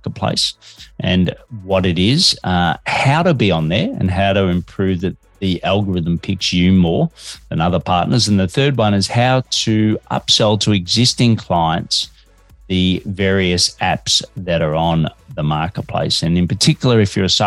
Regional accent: Australia; also born or lived in Melbourne, Australia

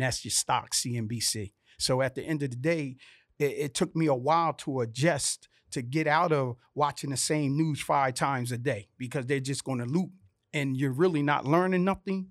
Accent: Vineland, New Jersey, United States; moved away; I'm from this little town called Vineland, New Jersey, sixty thousand population.

